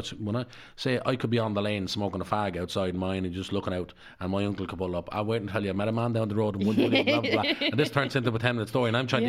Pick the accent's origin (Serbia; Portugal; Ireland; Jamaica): Ireland; Dublin, Leinster; because I was brought up in Darndale.